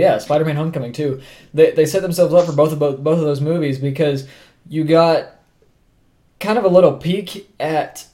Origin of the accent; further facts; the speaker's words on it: Oklahoma, United States; we're three dudes from Oklahoma